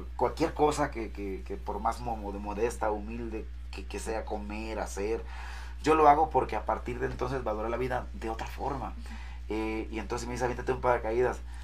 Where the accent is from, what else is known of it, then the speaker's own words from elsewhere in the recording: Mazatlán, Sinaloa, Mexico; no vengo de otro lugar, pero soy de Mazatlán.